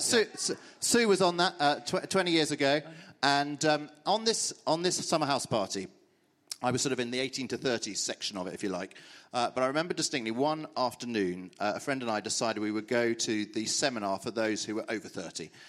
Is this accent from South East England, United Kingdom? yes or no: yes; Brimpton, South East England, United Kingdom; also born or lived in Birmingham; So I grew up in a little village called Brimpton, uh, near here